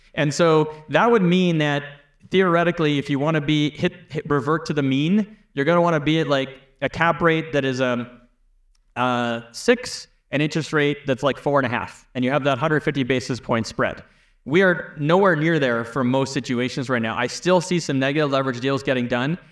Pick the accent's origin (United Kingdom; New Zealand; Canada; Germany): Canada; I'm from Canada